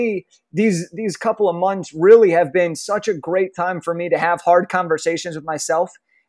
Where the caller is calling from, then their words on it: Los Angeles, California, United States; I'm calling in from Los Angeles, California, over in the United States.